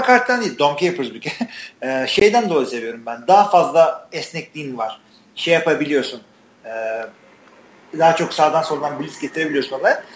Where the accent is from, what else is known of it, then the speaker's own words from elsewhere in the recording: Artvin, Turkey; Türkiye'nin bir Artvinliyim ben